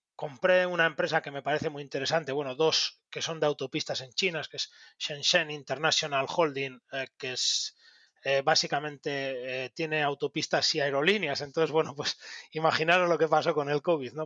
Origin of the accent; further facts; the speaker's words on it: Bilbao, Basque Country, Spain; siendo bilbaíno